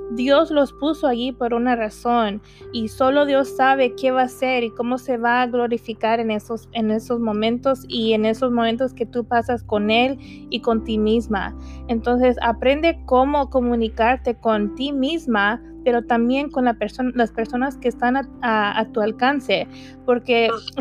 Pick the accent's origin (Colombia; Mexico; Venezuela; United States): United States; mis papás no son de aquí, pero yo soy de aquí.